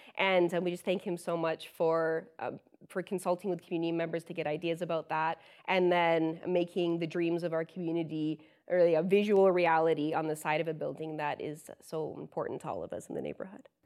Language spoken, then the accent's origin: English; London, Ontario, Canada; London is my hometown, uh, and I grew up as the oldest of five siblings